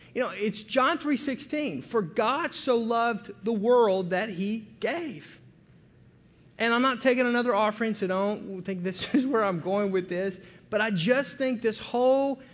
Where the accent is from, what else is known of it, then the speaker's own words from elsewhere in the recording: United States; we get a bad rap in the world as being Americans